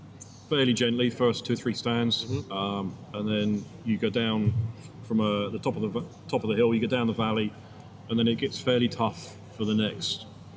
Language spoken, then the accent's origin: English; Hampshire, South East England, United Kingdom; Okay, so I'm 41 years old. I'm from Hampshire, which is about an hour west of London.